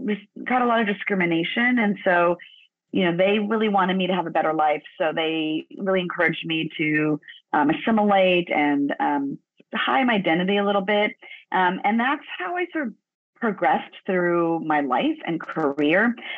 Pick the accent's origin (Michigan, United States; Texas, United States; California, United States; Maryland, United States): California, United States; Los Angeles; My mom is from El Salvador. My father is from Ecuador. Grew up down in Los Angeles, and I was born in Los Angeles.